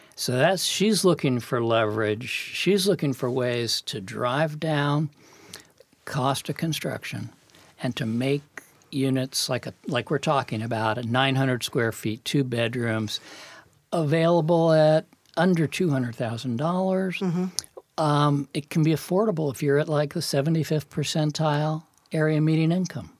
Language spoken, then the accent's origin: English; New York City, New York, United States; I was born in Brooklyn, New York